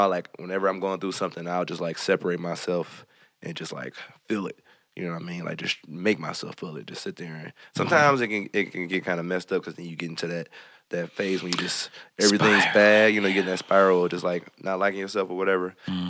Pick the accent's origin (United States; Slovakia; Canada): United States; Hamtramck, Michigan; I grew up in Hamtramck for a little while, so mm-hmm. I love the traditional kinds.